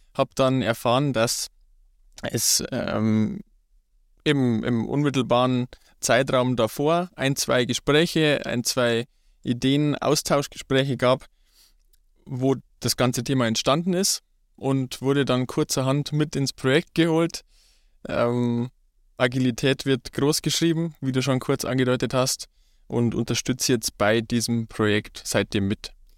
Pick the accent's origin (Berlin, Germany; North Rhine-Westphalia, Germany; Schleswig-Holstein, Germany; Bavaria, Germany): Bavaria, Germany; Ruhpolding; Ich komme gebürtig aus, auch aus Ruppolding. Bin dort aufgewachsen